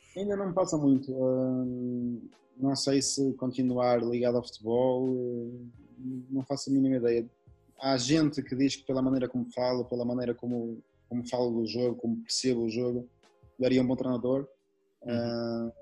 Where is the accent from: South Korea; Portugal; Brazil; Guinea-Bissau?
Portugal; moved away; sendo, sendo, português